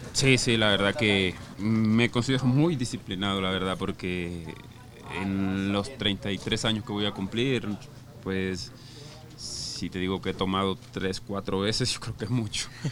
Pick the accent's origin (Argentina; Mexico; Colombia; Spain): Colombia; La Guajira; moved away; soy guajiro, costeño